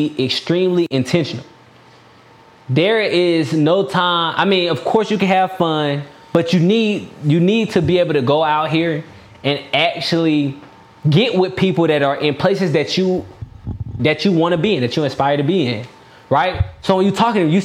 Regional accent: DeKalb County, Georgia, United States; now in Stockbridge, United States; I'm from DeKalb County

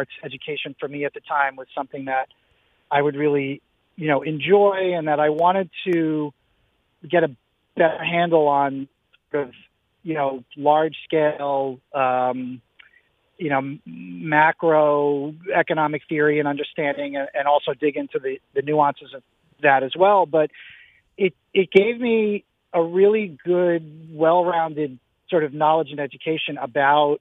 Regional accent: Long Island, New York, United States; I grew up on Long Island.

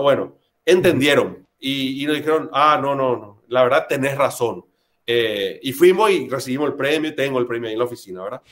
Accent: Paraguay; also born or lived in Argentina; yo de nacimiento soy argentino, pero viví acá desde los dos años de edad, me casé acá, estudié acá, mis hijos son de acá, yo soy paraguayo

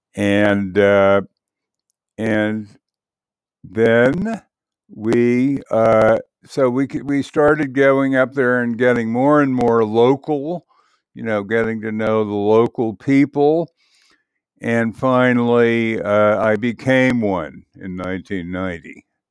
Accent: Bedford, New York, United States; also born or lived in Mount Kisco, New York; now in Keene, United States; I was born in Mount Kisco, New York, and grew up in Bedford, New York

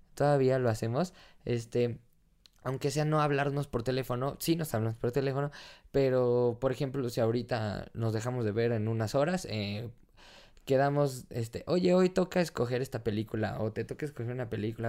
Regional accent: Mexico; soy mexicano

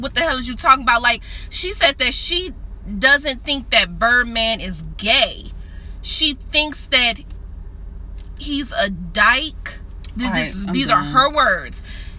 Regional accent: New Orleans, Louisiana, United States; And I'm from New Orleans.

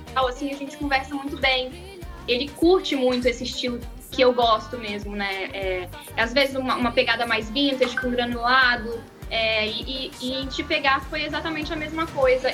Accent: Brazil; Eu nasci no Brasil

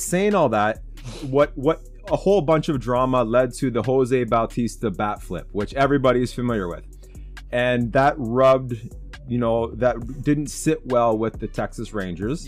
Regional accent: Southern Ontario, Canada; I'm from Southern Ontario. I'm an hour away from Toronto

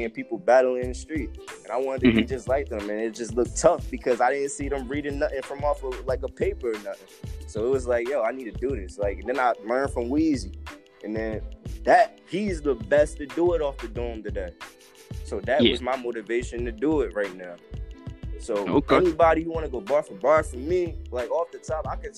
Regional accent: Camden, New Jersey, United States; now in Ramsey County; I'm from Camden, New Jersey. Currently reside in Ramsey County right now

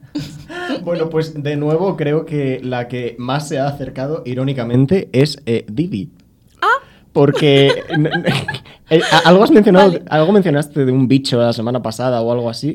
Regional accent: north of the Cantabrian Mountains, Spain; siendo del norte de la cordillera cantábrica

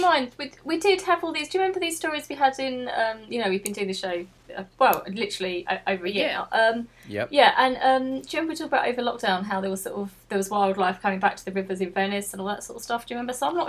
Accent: London, United Kingdom; I'm a proud Londoner.

